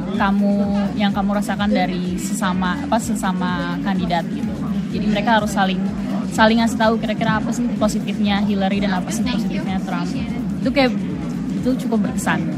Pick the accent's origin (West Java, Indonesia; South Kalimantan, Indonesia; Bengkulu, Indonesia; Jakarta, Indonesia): Jakarta, Indonesia; moved away; aku dari Jakarta Indonesia